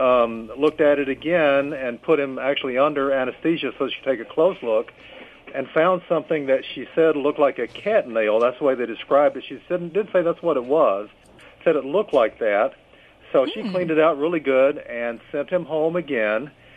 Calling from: Kentucky, United States; Calling from Kentucky.

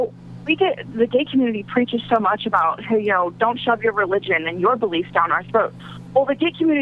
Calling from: Ohio, United States; Hey, this is …. I'm in Ohio.

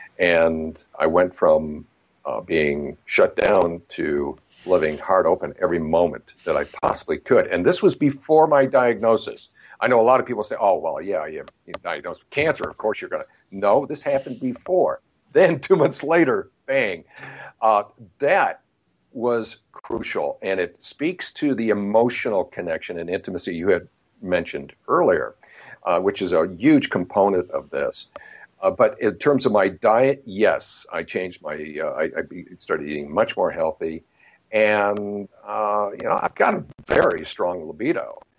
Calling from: Santa Barbara, California, United States; Beautiful Santa Barbara, California. It is a postcard day today.

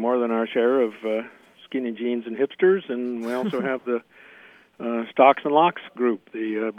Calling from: Bloomington, Indiana, United States; I'm calling from Bloomington, Indiana.

